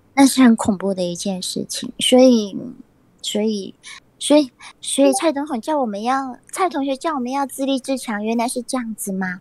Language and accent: Chinese; Taiwan; 我们台湾人是真的很善良